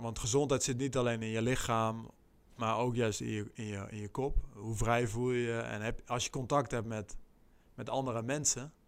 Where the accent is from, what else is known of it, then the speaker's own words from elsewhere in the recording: Netherlands; als Nederlander